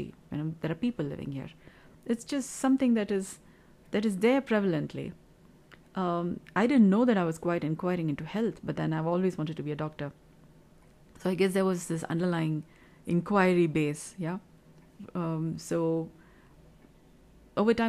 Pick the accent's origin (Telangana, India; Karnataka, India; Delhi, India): Karnataka, India; Kolar Gold Fields; moved away as an adult; now in Bengaluru, India; I come from Kula Goldfields, Bemmel area, BEM area, Bharat Earth Movers Limited, Kolar area, from the district of Kolar, and I came to Bengaluru city